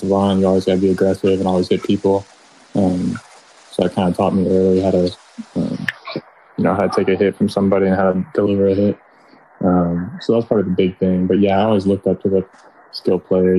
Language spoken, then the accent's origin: English; Nashville, Tennessee, United States; I'm from Nashville, Tennessee